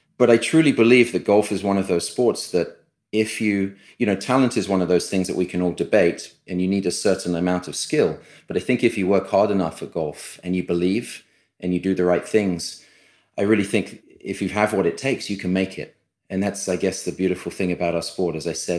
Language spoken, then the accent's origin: English; United Kingdom; born there; Being a British-born player, it's the oldest championship we play for.